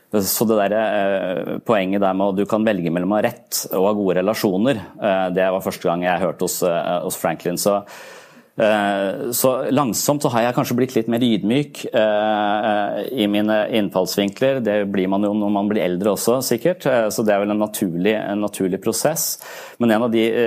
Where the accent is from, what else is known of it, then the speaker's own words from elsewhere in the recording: Eastern Norway, Norway; moved away; Jeg vokste opp på Østlandet.